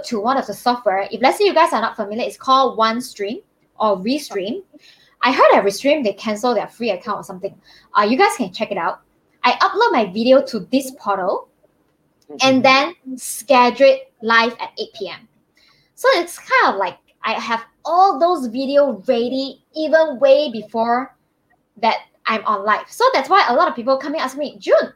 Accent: Malaysia; I'm from Malaysia.

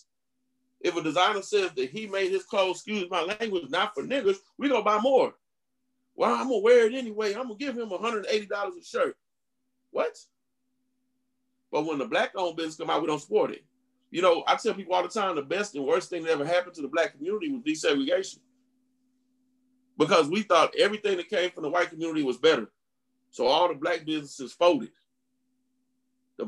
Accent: Indiana, United States; moved away; I'm originally from Indiana

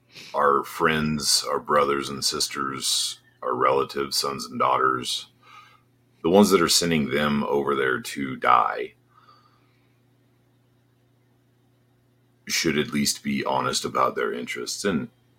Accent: Colorado, United States; moved away as an adult; I grew up in a really small town in Colorado

